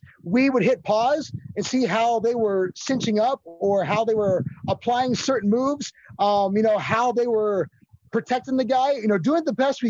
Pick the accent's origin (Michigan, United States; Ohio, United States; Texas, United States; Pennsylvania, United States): Pennsylvania, United States; Titusville; my hometown of Titusville, Pennsylvania